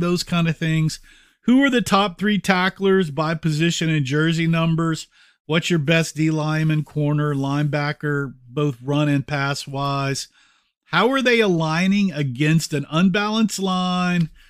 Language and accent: English; Texas, United States; moved away as an adult; also born or lived in Denver; People knew I was from Texas